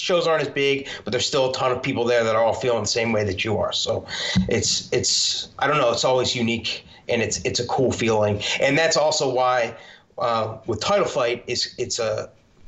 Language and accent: English; Philadelphia, Pennsylvania, United States; I'm from the Philadelphia area